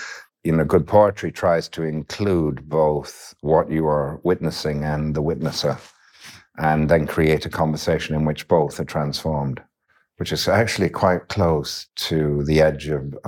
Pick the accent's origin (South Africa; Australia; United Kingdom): United Kingdom; Yorkshire and the Humber; born or raised there; also born or lived in west of Ireland